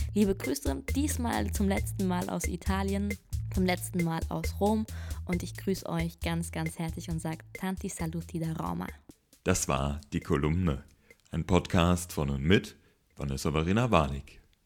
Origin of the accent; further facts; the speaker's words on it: Germany; moved away as an adult; now in Italy; mein Zuhause und meine deutsche Identität